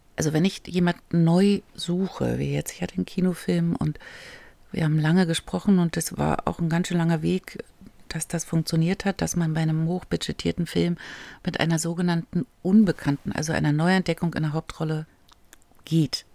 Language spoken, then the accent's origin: German; East Germany, Germany; Ich war zu jung und ich war aus dem Osten